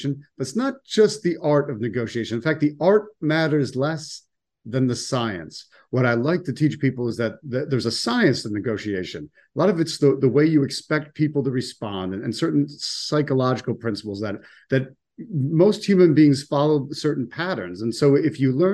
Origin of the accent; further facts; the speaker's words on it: Buffalo, New York, United States; also born or lived in Washington, D.C.; now in Sarasota, United States; I'm originally from Buffalo, New York, and then I spent a good 24 years in Washington, D.C., and now I live in Sarasota, Florida for the last few years